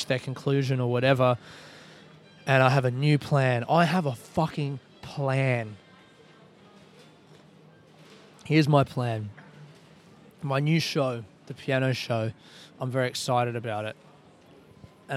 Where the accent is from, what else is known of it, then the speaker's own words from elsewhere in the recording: Australia; I'm from Australia.